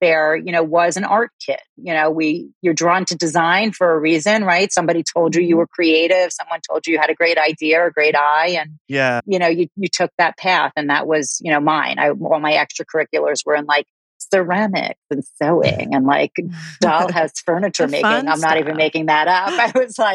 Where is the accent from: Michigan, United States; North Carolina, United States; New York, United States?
New York, United States; New York City; accent: New York; I'm outside of Manhattan. So I'm a New Yorker. You'll hear it in my accent once I start talking